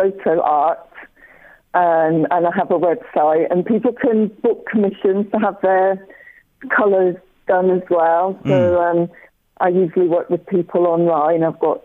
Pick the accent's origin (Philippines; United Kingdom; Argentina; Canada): United Kingdom; Scotland; I'm Scottish as well